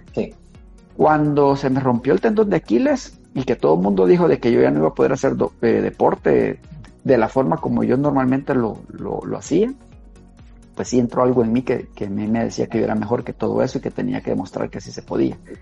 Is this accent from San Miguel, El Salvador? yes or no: no; Santa Ana, El Salvador; now in San Salvador, El Salvador; Santa Ana, mi tierra natal